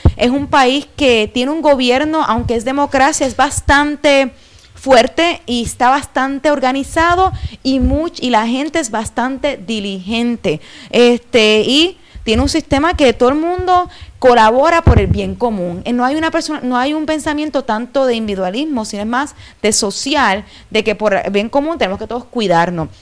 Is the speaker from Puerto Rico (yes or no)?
yes; Puerto Rico; moved away as an adult; also born or lived in Indonesia / China / Japan / Ecuador; yo tuve la oportunidad de, por 10 años de mi vida, estar fuera de Puerto Rico